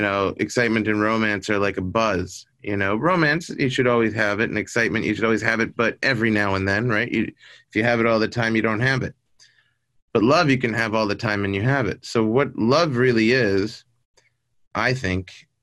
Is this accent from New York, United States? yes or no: yes; New York, United States; now in Los Angeles, United States; I was born in New York.